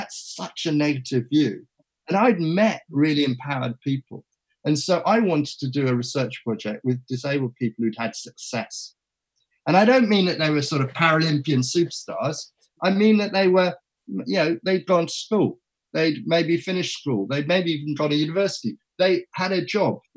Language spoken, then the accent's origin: English; England, United Kingdom; I was from England